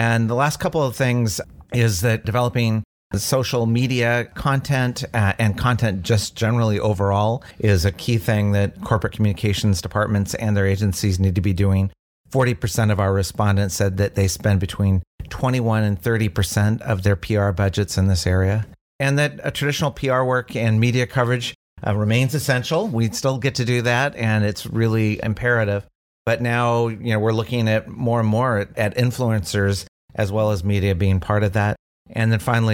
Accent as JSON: {"language": "English", "region": "Oregon", "country": "United States", "tie": "born or raised there", "said": "I'm a native Oregonian"}